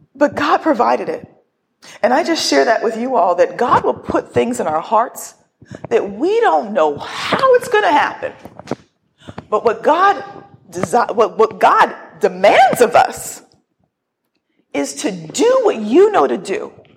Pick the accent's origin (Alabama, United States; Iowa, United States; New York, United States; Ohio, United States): Ohio, United States; northern; now in Pittsburgh, United States; I grew up in Ohio. I really never left northern Ohio.